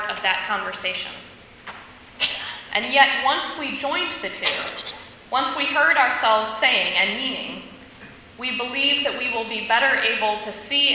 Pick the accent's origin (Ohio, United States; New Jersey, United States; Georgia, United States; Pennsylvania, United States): Ohio, United States; I was from Ohio